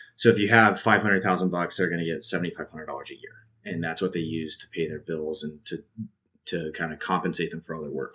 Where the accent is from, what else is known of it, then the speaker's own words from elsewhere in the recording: Salt Lake City, Utah, United States; now in Idaho, United States; I grew up in Salt Lake City